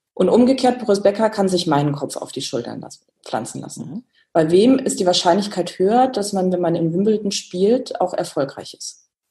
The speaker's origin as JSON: {"language": "German", "town": "Kassel", "region": "Hesse", "country": "Germany", "tie": "born or raised there", "said": "Das war alles in Kassel, wo ich gebürtig herkomme"}